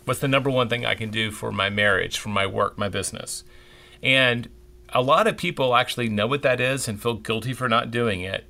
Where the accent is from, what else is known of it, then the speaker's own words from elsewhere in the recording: Memphis, Tennessee, United States; now in Texas, United States; growing up in Memphis, Tennessee